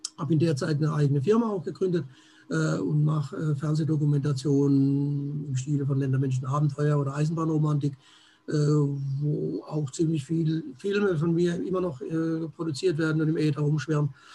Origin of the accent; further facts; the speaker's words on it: Germany; hier bei uns in Deutschland